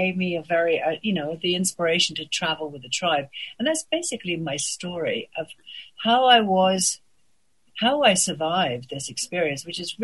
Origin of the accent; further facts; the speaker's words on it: England, United Kingdom; moved away as an adult; also born or lived in Paris; I was born in England